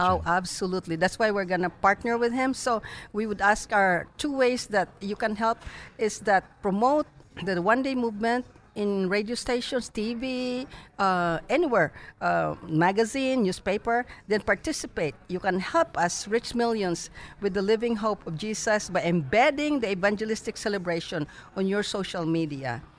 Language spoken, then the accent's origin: English; Philippines; now in Dallas, United States; when I was growing up in the Philippines